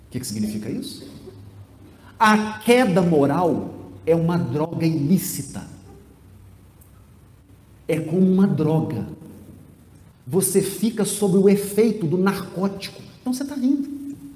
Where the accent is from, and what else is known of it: Piracicaba, São Paulo, Brazil; born there